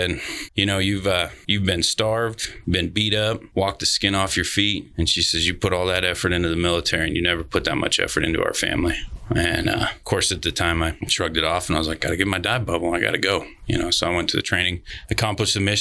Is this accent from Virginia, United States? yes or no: no; Elko, Nevada, United States; I was born and raised in Elko, Nevada.